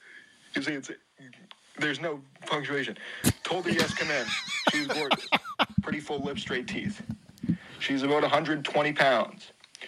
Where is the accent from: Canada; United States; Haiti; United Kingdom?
Canada; I'm from Canada.